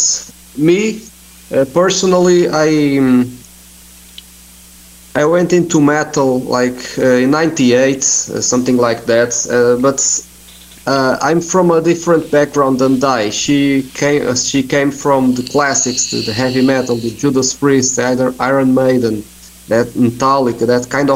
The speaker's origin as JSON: {"language": "English", "country": "Portugal", "said": "I'm from here. I'm from Portugal"}